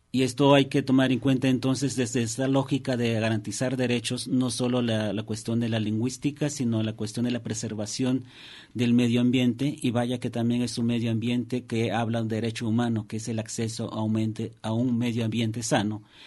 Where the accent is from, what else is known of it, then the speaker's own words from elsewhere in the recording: Alto Balsas, Guerrero, Mexico; el pueblo náhuatl era altobazas el estado de Guerrero